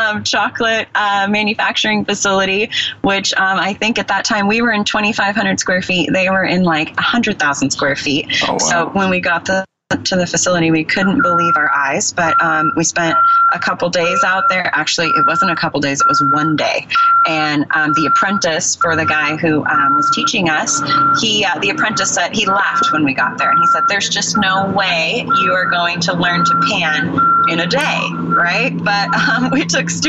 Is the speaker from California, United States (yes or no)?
yes; Bay Area, California, United States; I grew up in the Bay Area